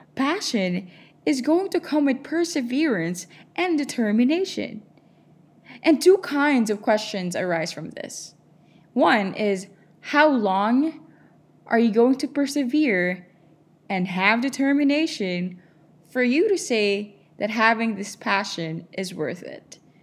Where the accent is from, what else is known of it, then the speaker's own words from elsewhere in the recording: Philippines; moved away as an adult; I'm from the Philippines